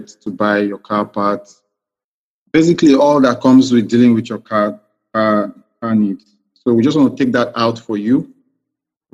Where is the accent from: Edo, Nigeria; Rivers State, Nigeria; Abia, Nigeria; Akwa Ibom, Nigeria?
Rivers State, Nigeria; Port Harcourt; also born or lived in Dubai; I'm from River State. I'm from Kana LGA, Ogoni. I schooled in Port Harcourt, did my secondary school year